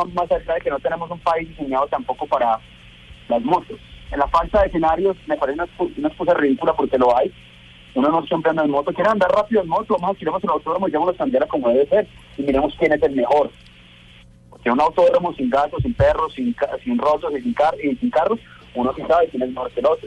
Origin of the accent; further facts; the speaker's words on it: Colombia; mi país